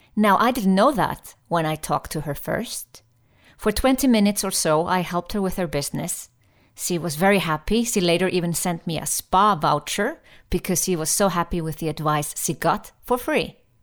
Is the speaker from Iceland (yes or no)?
yes; Iceland; now in Switzerland; I was from Iceland, living in Switzerland